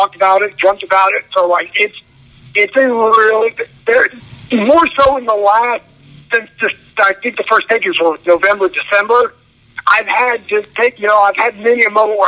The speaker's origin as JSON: {"language": "English", "region": "California", "country": "United States", "tie": "born or raised there", "said": "I grew up in California"}